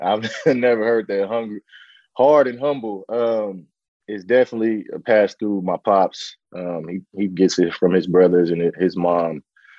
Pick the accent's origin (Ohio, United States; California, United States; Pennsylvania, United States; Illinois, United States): California, United States; San Francisco; born and raised in Bayview Hunters Point, in the heart of, you know, the Bayview District in San Francisco, the shipyards, and a lot of activity that happens in most our urban communities. And then my dad was able to get us to the suburbs when I was about 9 or 10.